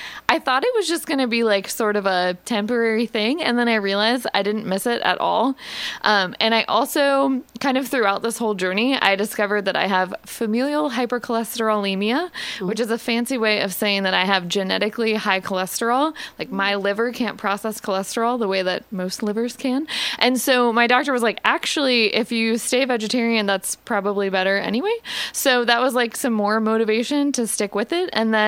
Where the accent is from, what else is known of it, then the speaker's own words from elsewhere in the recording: Columbus, Ohio, United States; moved away as an adult; now in Richmond, United States; I am originally from Columbus, Ohio. Ooh. I grew up in Ohio. I was a Buckeye. And then after college, I moved to Richmond in 2010.